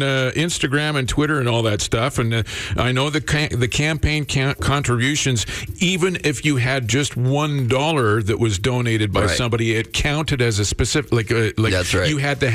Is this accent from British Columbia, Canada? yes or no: yes; Creston, British Columbia, Canada; I'm from Creston, B.C., the home of Kokanee beer.